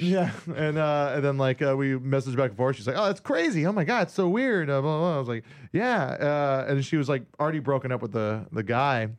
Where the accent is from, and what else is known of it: Hawaii, United States; born or raised there; moved away